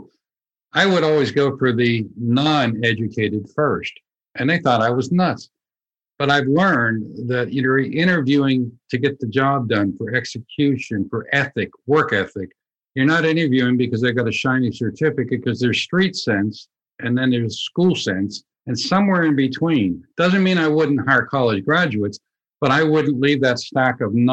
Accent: Pittsburgh, Pennsylvania, United States; moved away; I grew up in Pittsburgh, Pennsylvania

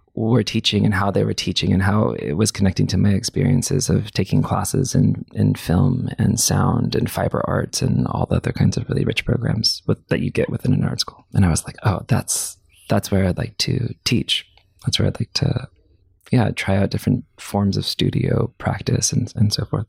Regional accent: Clovis, California, United States; moved away; also born or lived in Fresno, California; I grew up in a suburb of that place called Clovis, California

